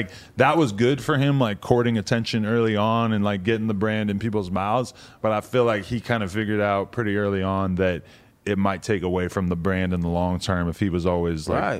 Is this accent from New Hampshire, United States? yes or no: yes; New Hampshire, United States; New Hampshire. Right outside, like 45 minutes outside of Boston.